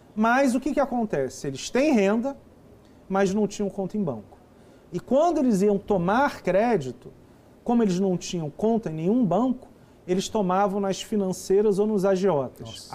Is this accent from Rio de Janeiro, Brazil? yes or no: yes; Rio de Janeiro, Brazil; also born or lived in São Paulo; now in Brasília, Brazil; eu sou carioca, morei 15 anos em São Paulo, estou há 3 anos em Brasília